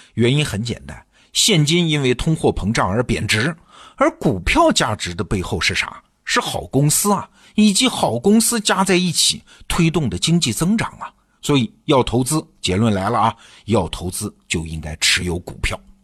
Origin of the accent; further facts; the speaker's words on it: China; 咱们中国人